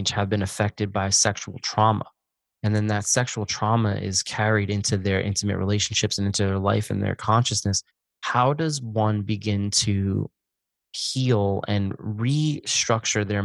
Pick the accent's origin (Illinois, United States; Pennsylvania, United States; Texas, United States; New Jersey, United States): Pennsylvania, United States; Pocono Mountains; I'm from the Pocono Mountains in Pennsylvania